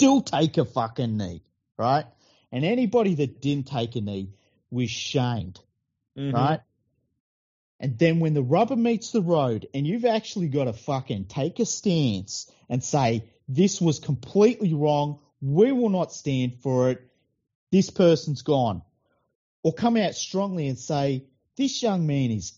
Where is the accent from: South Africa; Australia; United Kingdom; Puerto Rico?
Australia; New South Wales; these young men were born and raised here, grew up in the same suburbs and areas that I did